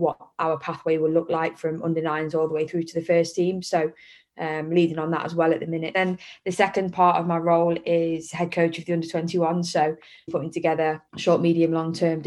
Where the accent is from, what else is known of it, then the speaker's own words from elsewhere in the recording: Derby, East Midlands, United Kingdom; I grew up in Derby